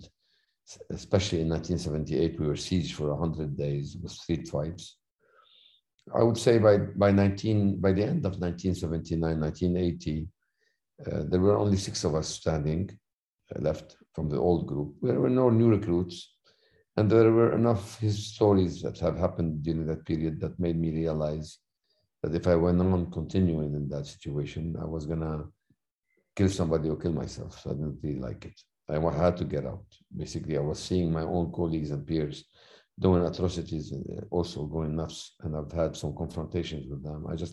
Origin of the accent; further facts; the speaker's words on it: Lebanon; accent: thick accent; moved away as an adult; also born or lived in United States; now in Beirut, Lebanon; my hometown, which was the second largest town in Lebanon of Christians, was slaughtered